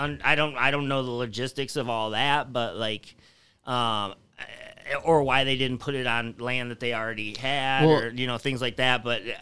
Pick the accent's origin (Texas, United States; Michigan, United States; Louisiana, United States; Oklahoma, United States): Michigan, United States; Tecumseh; Yeah. Yeah, I mean, even the small town I grew up in, though, is like that.